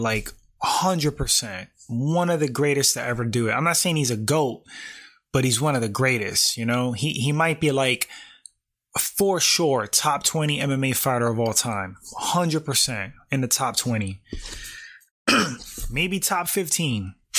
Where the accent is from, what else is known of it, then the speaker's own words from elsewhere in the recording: New York City, New York, United States; I grew up in New York, uh, specifically Bronx, New York